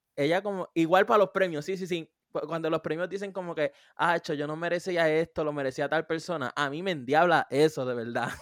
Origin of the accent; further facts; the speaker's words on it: Puerto Rico; mi pueblo en Puerto Rico